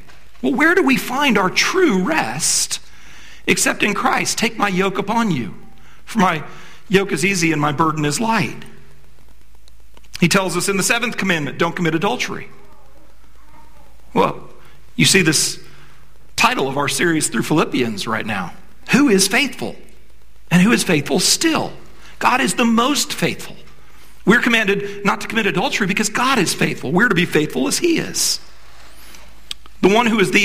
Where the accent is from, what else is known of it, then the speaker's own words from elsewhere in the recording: D.C., Virginia, United States; I grew up in Virginia, right outside of Washington, D.C.